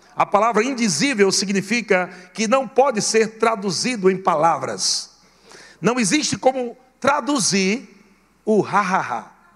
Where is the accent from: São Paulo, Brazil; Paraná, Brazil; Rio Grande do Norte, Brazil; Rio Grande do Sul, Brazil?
Rio Grande do Norte, Brazil; Natal; fui criado meu largado, lá em Natal, Rio Grande do Norte